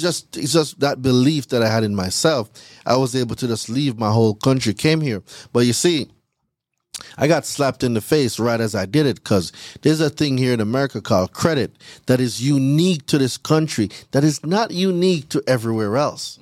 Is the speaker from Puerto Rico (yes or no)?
no; Jamaica; moved away as an adult; I'm from Jamaica. I'm not from here. So, I came here in two thousand and ten on a school work and travel visa